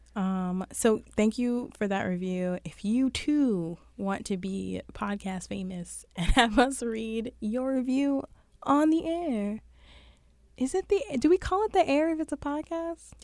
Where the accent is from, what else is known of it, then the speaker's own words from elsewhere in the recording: New York City, New York, United States; I'm from Brooklyn.